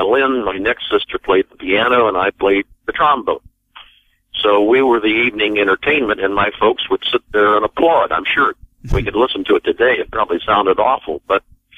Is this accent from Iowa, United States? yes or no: yes; Bedford, Iowa, United States; I grew up in the Midwest. I grew up in Southwest Iowa on a farm near Bedford, Iowa